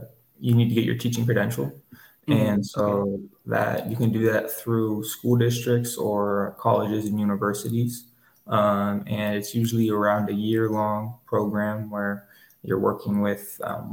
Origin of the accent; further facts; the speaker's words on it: Northern California, United States; I was born and raised in Northern California